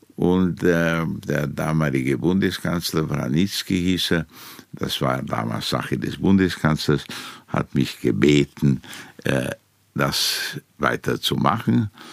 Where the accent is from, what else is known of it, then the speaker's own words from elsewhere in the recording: Timișoara, Timiș County, Romania; moved away as an adult; now in Vienna, Austria; in Timisoara, in Temeswar, wo ich geboren bin